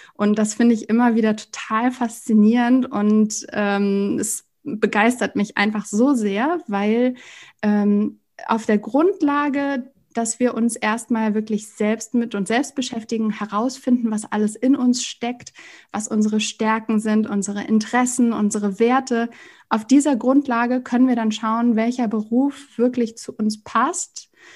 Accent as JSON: {"language": "German", "region": "Hamburg", "country": "Germany", "said": "ich komme aus Hamburg"}